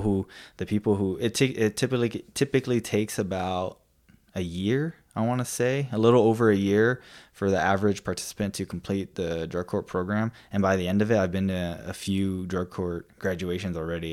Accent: Hawaii, United States; now in Idaho, United States; growing up in Hawaii

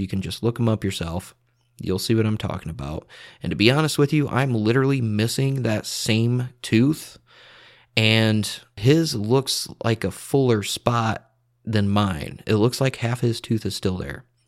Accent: two hours from Chicago, Midwest, United States; I'm from the Midwest, like two hours away from Chicago

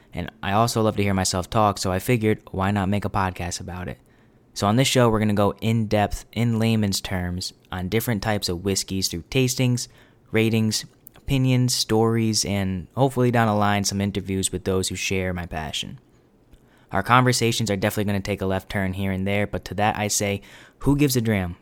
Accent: New England, United States; born and raised in New England

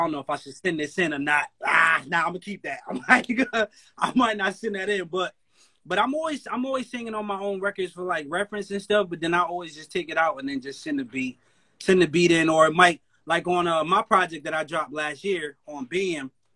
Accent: Connecticut, United States; I'm from Connecticut. That's where I'm from

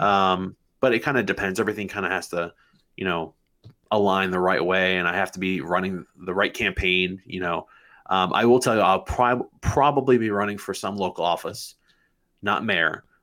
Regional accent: Manchester, New Hampshire, United States; I was born and raised in Manchester. I went to Memorial High School

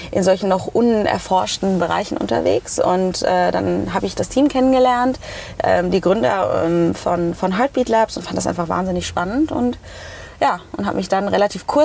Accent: Hanau, Hesse, Germany; also ich immer, ich komme aus Frankfurt. Also eigentlich komme ich nicht direkt aus Frankfurt, äh, ich komme

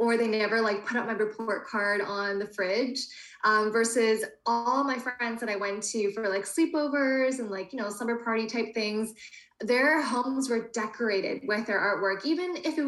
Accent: Canada; I was born in Canada and I still live here in Toronto

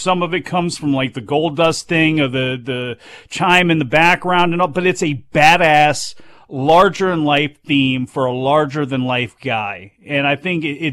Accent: United States; I'm an American.

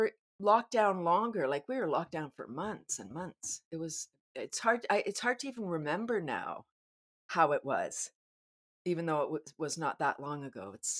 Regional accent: Canada

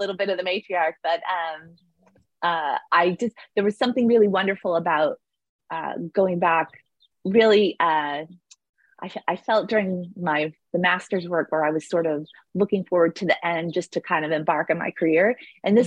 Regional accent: Northern New Jersey, United States; also born or lived in California; I grew up in Northern New Jersey

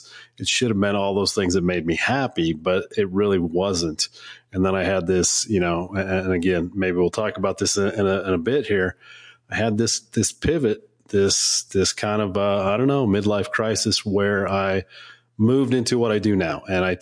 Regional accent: Washington, United States; also born or lived in Salem, Oregon; now in Colorado, United States; I was born in Oregon, Salem, Oregon. So that's a good spot. And then really grew up in Washington State and then kind of meandered throughout the country. And now I call home Colorado.

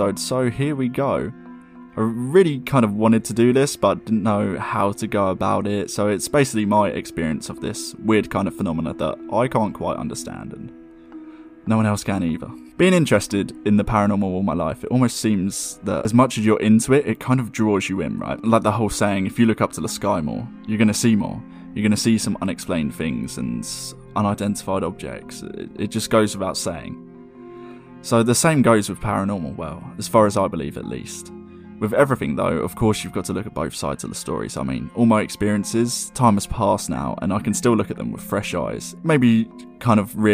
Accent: Surrey, South East England, United Kingdom; I was born in May in the early 90s in the county of Surrey, England.

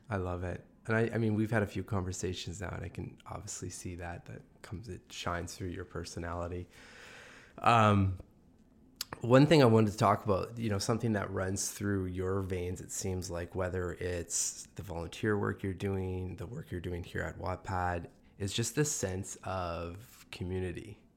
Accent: Sudbury, Ontario, Canada; I'm from Sudbury

